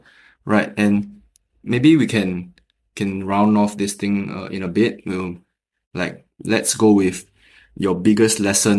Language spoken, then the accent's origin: English; Singapore; I'm from Singapore